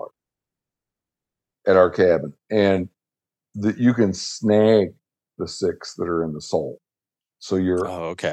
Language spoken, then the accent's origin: English; Michigan, United States; growing up in Michigan